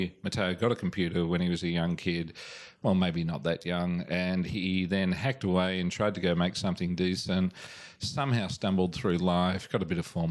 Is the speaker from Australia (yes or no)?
yes; Australia; I'm just an Australian